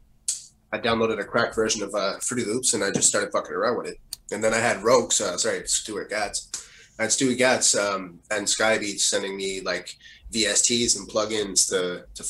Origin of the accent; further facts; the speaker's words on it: Montreal, Quebec, Canada; So we all grew up together, we're all from LaSalle